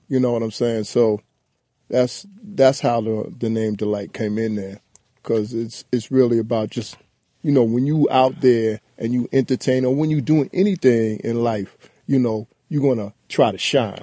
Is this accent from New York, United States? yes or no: yes; New York City, New York, United States; also born or lived in Brooklyn; I was from Queens